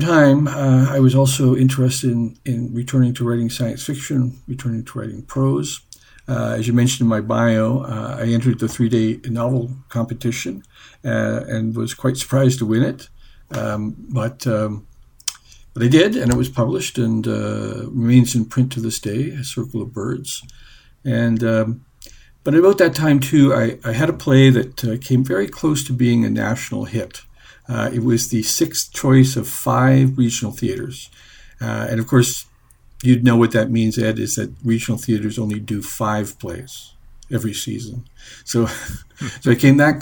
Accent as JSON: {"language": "English", "town": "Amherst", "region": "Nova Scotia", "country": "Canada", "tie": "born or raised there", "also_born_or_lived": "New Brunswick", "moved": "as an adult", "said": "I'm originally from Amherst, Nova Scotia. I grew up there"}